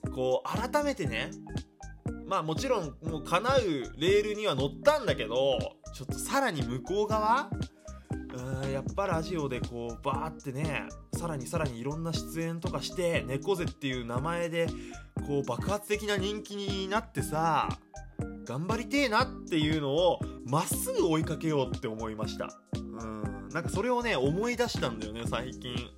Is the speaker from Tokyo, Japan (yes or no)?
no; Iwate, Japan; 小学校のね、えー、メンバーでの飲み会があったんですよその岩手県のねほんと小学校って人数少ないんですよねで特に俺は田舎の出身だから